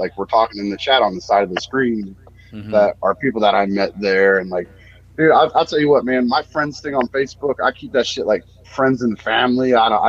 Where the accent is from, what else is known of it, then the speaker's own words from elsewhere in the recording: Tampa, Florida, United States; I grew up in Tampa.